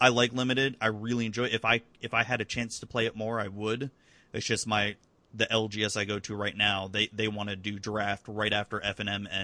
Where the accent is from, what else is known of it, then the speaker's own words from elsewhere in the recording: Florida, United States; I've been born and raised in Florida